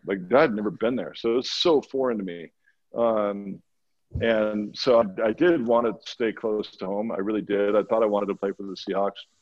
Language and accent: English; Walla Walla, Washington, United States; moved away as an adult; also born or lived in Boston; I grew up in Walla Walla, Washington